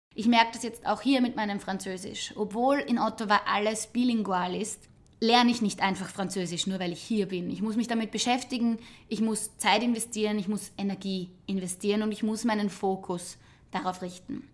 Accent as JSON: {"language": "German", "country": "Austria", "said": "Viele von uns sprechen eine zweite, einige doch sogar eine dritte Sprache"}